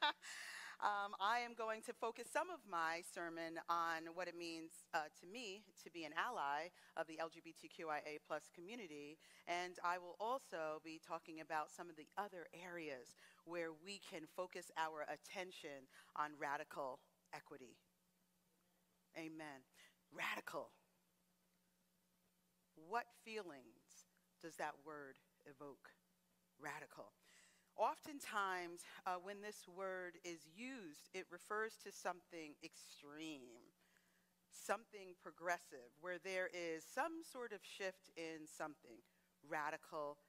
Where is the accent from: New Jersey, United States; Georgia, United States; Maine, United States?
New Jersey, United States; Teaneck; first language English; I was born here in the United States. I'm from a town called Teaneck, New Jersey, which is a middle-class community.